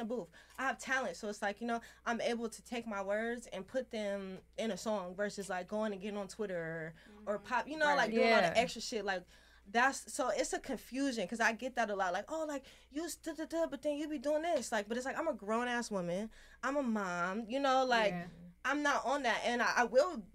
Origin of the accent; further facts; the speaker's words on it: Pittsburg, California, United States; moved away as an adult; now in Los Angeles, United States; I'm from Pittsburgh